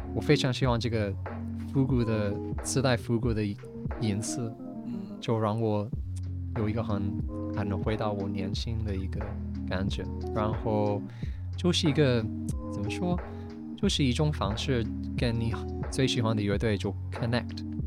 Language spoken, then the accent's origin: Chinese; Ireland; Chinese is a second language; moved away as an adult; now in Beijing, China; 因为我是爱尔兰人